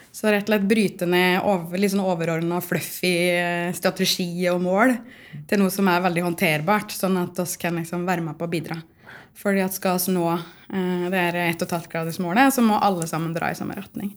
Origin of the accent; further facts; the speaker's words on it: Otta, Innlandet, Norway; now in Trondheim, Norway; Jeg kommer fra Otta i Gudbrandsdalen, men jeg føler jo at jeg er litt sånn trønder nå